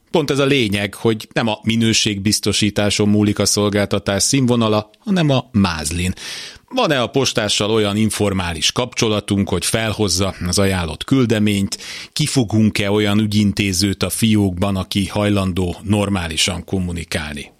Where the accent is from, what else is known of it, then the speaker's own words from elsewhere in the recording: Hungary; 1978-ban születtem Magyarországon, itt vettem először levegőt, e föld nevelt